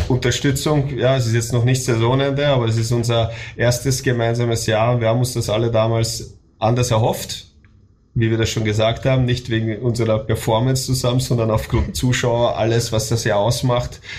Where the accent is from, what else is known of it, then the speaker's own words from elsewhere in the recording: Austria; moved away as an adult; now in Germany; weil ich das ja auch als Österreicher jetzt Deutschland erlebt habe. Ich bin im Dezember 2000 nach Deutschland gezogen und seitdem ist das mein Lebensmittelpunkt, Lebensmittelpunkt meiner Familie